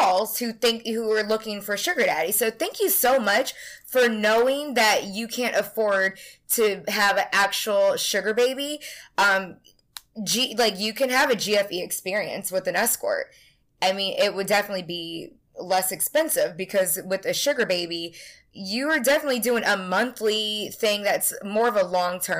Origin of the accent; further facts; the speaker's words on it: Tampa, Florida, United States; I'm from Tampa